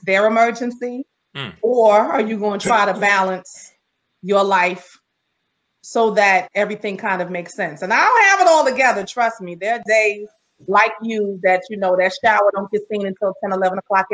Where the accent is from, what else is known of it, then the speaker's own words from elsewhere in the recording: New York City, New York, United States; now in Baldwin, United States; I'm from Brooklyn.